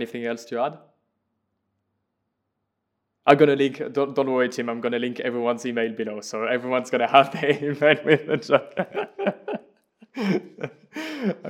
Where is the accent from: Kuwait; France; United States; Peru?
France; I'm French, I could recruit people in France and people speaking French.